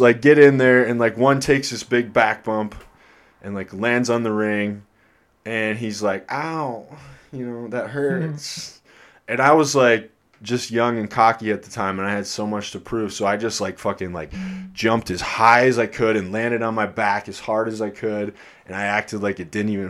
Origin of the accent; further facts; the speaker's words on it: Iowa, United States; moved away; I'm from Iowa